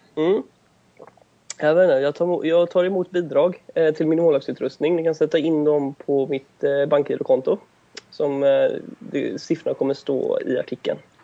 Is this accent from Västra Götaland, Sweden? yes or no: yes; Gothenburg, Västra Götaland, Sweden; jag kommer från Göteborg